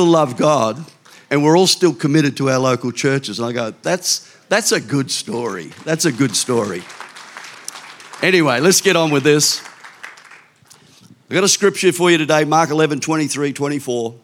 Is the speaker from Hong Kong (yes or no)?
no; Victoria, Australia; I'm from Victoria